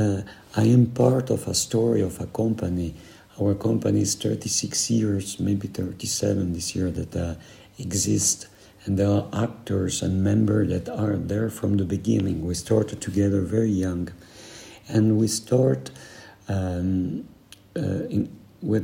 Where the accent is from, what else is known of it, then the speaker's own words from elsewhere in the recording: Switzerland; we are from the Italian, Swiss part of the world. We are Mediterranean.